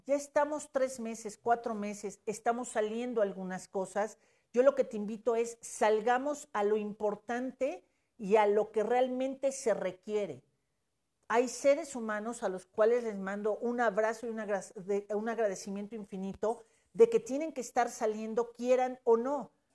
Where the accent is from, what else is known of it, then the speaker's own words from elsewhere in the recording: Mexico; como mexicanos y yo me considero mexicana